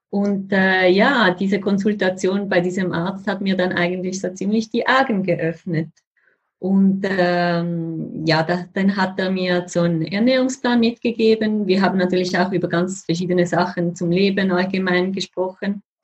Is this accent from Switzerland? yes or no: yes; Switzerland; Wie man vielleicht hört, bin ich Schweizerin.